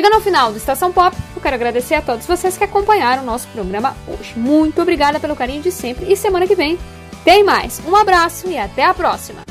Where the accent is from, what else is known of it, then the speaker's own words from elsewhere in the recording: Passo Fundo, Rio Grande do Sul, Brazil; minha cidade natal, que é Passo Fundo